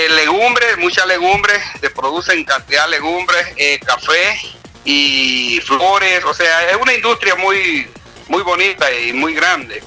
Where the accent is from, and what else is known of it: El Salvador; now in Chiriquí, Panama